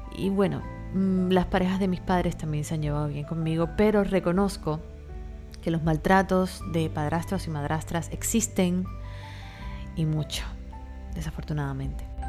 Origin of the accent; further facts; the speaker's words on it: Cuba; now in Miami, United States; mi país, en Cuba